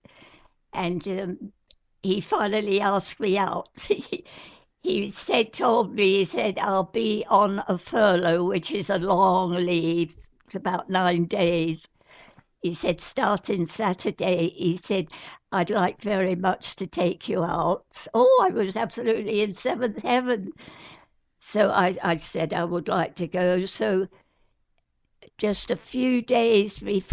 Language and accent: English; United Kingdom; I'm British